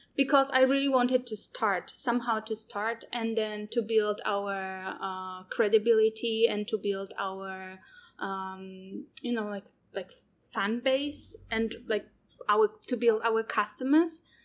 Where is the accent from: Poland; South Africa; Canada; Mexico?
Poland; moved away as an adult; also born or lived in Taiwan; now in Taichung, Taiwan; I'm from Poland.